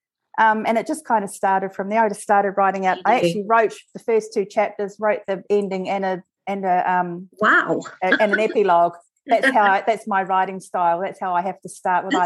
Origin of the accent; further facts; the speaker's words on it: New Zealand; now in Australia; as you can tell, I'm originally from New Zealand and I've spent a large amount of my life living there